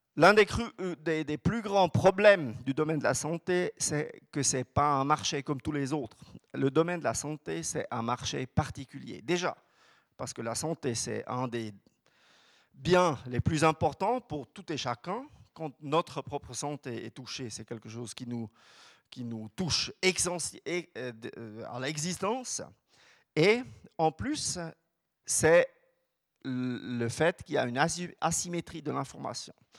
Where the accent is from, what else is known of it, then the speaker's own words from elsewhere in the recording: Switzerland; chez nous en Suisse